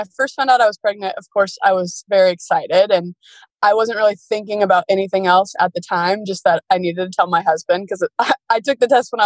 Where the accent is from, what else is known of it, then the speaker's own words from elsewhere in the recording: Washington, United States; I grew up in Washington State. I've been here my whole life